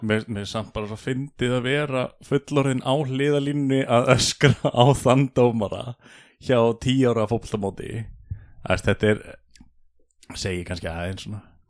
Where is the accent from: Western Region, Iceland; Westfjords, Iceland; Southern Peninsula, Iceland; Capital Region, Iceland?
Southern Peninsula, Iceland; Keflavík; also born or lived in Dalvík; við ólst upp í Keflæk og Njarvík